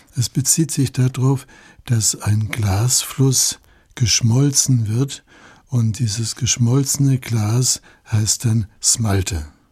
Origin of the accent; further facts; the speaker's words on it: Allgäu, Germany; bei uns im Allgäu